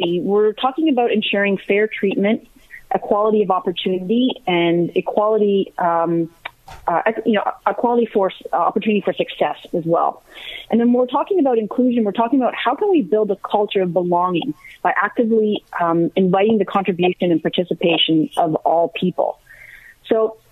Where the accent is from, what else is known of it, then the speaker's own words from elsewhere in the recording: Guelph, Ontario, Canada; also born or lived in United States; I grew up here in Guelph